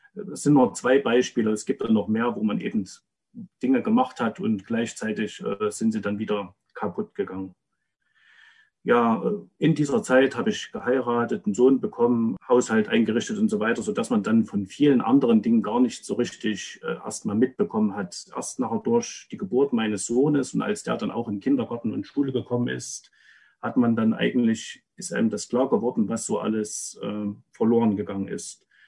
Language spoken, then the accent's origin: German; Rudolstadt, Thuringia, Germany; 79 in Rudolstadt geboren, habe also noch einen wichtigen Teil meiner Kindheit in der DDR verbracht.